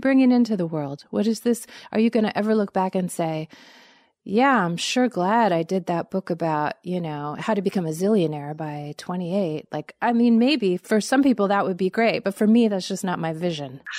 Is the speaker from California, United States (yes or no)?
yes; Los Angeles, California, United States; moved away as an adult; also born or lived in Montgomery, Alabama; I grew up in Los Angeles